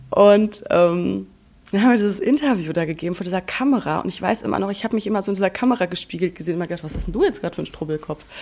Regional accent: North Rhine-Westphalia, Germany; ich komme aus dem Sauerland. Du weißt ja, ich komme vom Dorf.

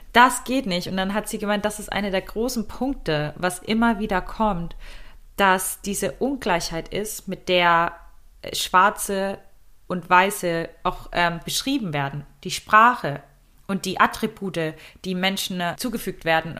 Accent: Germany; uns als Deutsche

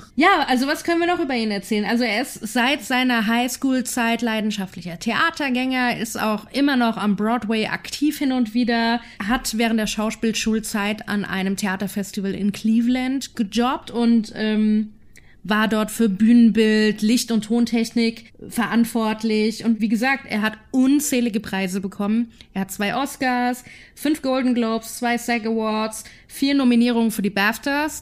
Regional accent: Germany; als Deutscher

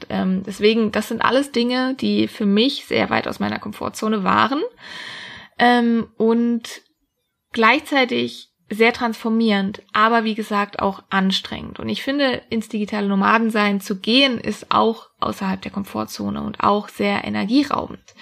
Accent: Freiburg, Baden-Württemberg, Germany; Ich wollte eigentlich immer in meiner Heimat, das ist Freiburg im schönen Süden von Deutschland, bleiben.

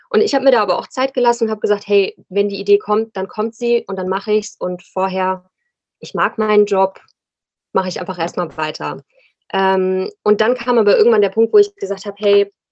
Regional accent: Rhine-Main area, Germany; now in Cologne, Germany; ich wohne in Köln, bin ursprünglich aus dem Rhein-Main-Gebiet, aber fühle mich hier sehr wohl.

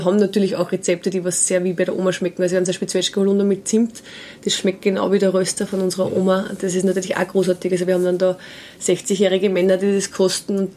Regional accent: Steyr, Upper Austria, Austria; wir sind aus Steyr

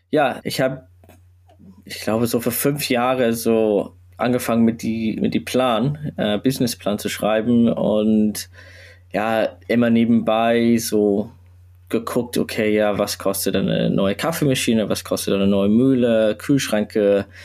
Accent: Sydney, New South Wales, Australia; German is a second language; now in Hamburg, Germany; ich komme ursprünglich aus Australien

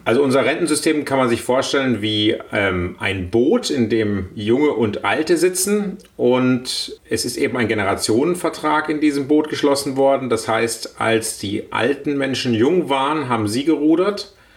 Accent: Baden-Württemberg, Germany; als Badener

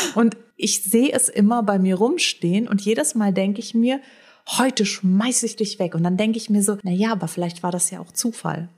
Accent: Frankfurt, Hesse, Germany; ich komme aus Frankfurt

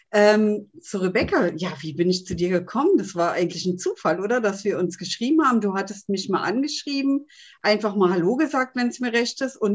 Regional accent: Berlin, Germany; bin äh, 49 Jahre jung und komme eigentlich aus Berlin.

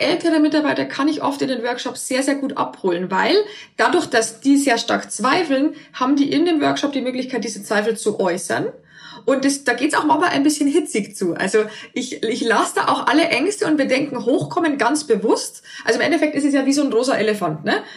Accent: near Passau, Bavaria, Germany; moved away as an adult; also born or lived in Berlin; ich komme äh, ursprünglich aus Bayern, aus der Nähe von Passau und dort lebt auch meine Familie

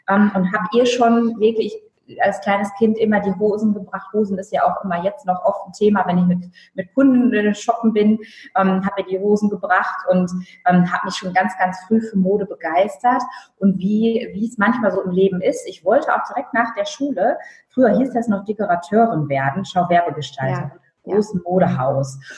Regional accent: Lower Saxony, Germany; Ich bin in Friesland aufgewachsen

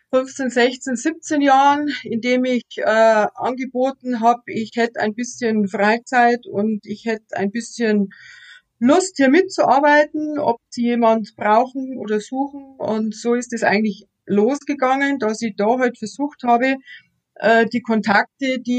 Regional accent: Straubing, Bavaria, Germany; Ich bin auch eine gebürtige Straubingerin. Ich war außer äh, mal zum Studium eigentlich auch nicht groß aus Straubing weg.

